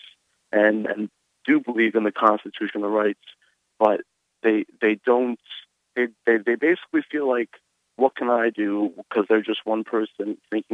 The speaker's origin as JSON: {"language": "English", "region": "Connecticut", "country": "United States", "tie": "born or raised there", "moved": "yes", "lives_now": "Boston, United States", "said": "I'm from Connecticut"}